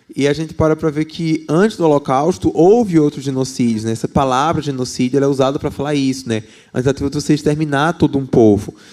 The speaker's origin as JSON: {"language": "Portuguese", "region": "Paraíba", "country": "Brazil", "moved": "yes", "lives_now": "Belo Horizonte, Brazil", "said": "sou da Paraíba, né, por isso meu sotaque"}